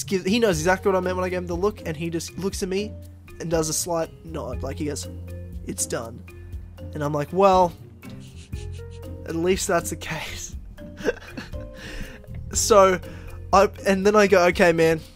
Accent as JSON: {"language": "English", "region": "Queensland", "country": "Australia", "tie": "born or raised there", "said": "from my home state"}